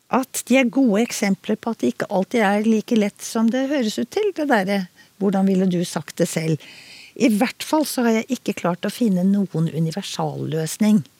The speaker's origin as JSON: {"language": "Norwegian", "region": "Oslo", "country": "Norway", "tie": "born or raised there", "said": "jeg vokste jo opp eh, i Oslo"}